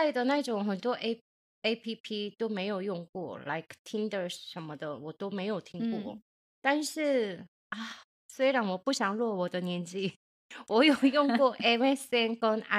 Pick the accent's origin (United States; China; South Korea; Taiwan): South Korea; Chinese is a second language; 我是从韩国来的猪猪，안녕하세요。